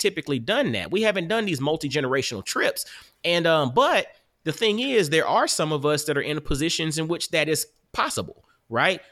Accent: Augusta, Georgia, United States; now in Knoxville, United States; I'm from Augusta, Georgia

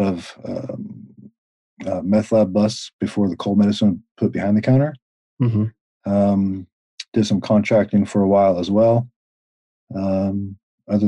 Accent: the South, United States; I grew up in the South mm-hmm. on a ranch

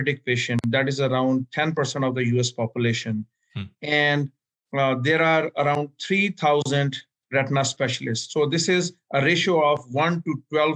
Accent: Pakistan; also born or lived in Miami; now in Atlanta, United States; I'm originally from Pakistan

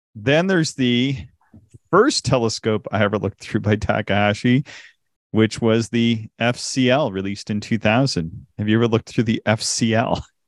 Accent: Canada; accent: Canadian; my Canadian accent

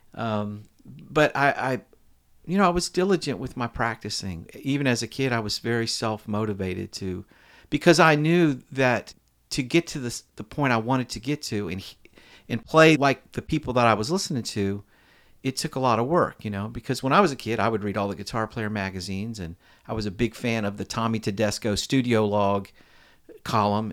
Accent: Alexandria, Virginia, United States; now in Nashville, United States; I was born in Alexandria, Virginia

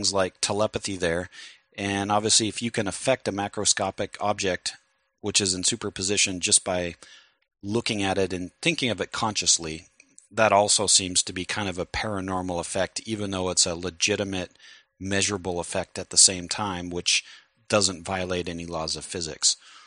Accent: United States; I'm an American

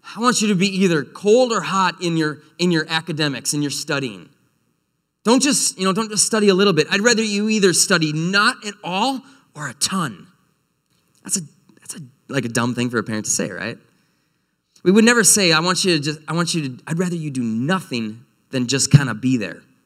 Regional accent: North Woods, United States; moved away; I'm from the North Woods

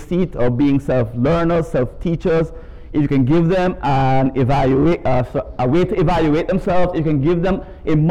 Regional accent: Jamaica; As you could tell from my accent, I'm not from around these parts. I was raised in Jamaica and came here from Kingston a couple of days ago.

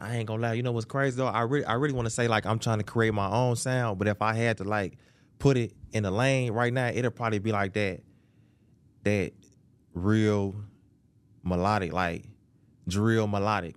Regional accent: Chicago, Illinois, United States; I'm from Chicago, Southside

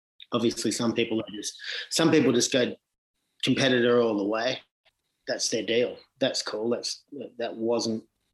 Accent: Sydney, New South Wales, Australia; growing up in Sydney

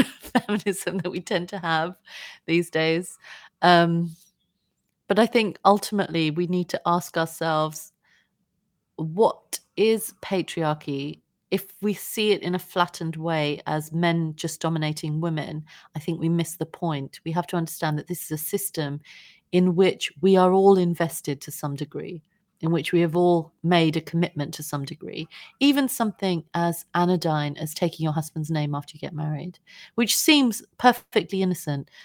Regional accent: United Kingdom; we grew up in Britain

